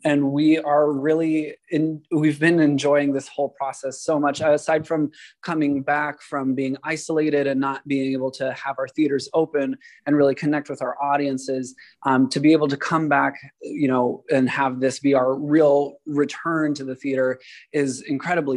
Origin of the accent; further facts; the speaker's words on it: San Francisco, California, United States; also born or lived in New York; I grew up here in San Francisco. I'm one of the few who were born and raised here